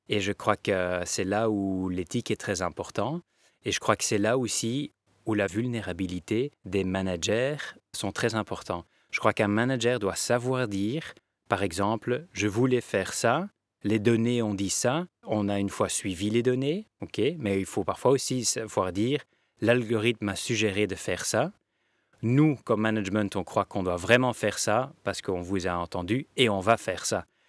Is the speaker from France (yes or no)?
no; Belgium; On est tous des Belges